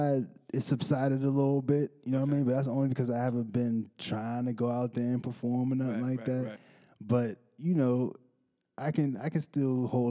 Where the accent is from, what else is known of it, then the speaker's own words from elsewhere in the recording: Salt Lake City, Utah, United States; born there; now in Pittsburgh, United States; But I'm not originally from Pittsburgh.